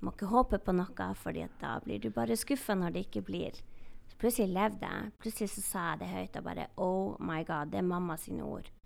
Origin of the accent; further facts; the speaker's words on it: Northern Norway, Norway; jeg er samisk og fra Nord-Norge